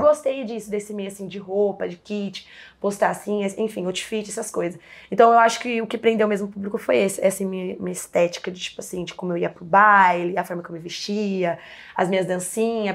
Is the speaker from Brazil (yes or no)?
yes; São Paulo, Brazil; also born or lived in Pantanal; eu sou nascida e crescida aqui em São Paulo, mas eu sempre falei da Zona Leste, porque é onde a quebrada onde que eu cresci mesmo e sempre vivi